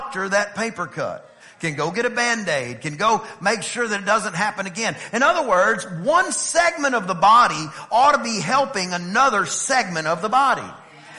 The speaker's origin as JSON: {"language": "English", "region": "East Texas", "country": "United States", "said": "I'm from East Texas"}